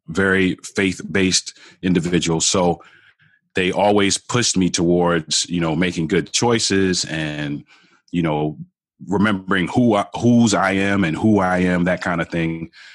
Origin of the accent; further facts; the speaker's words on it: Baltimore, Maryland, United States; I grew up in Baltimore, Baltimore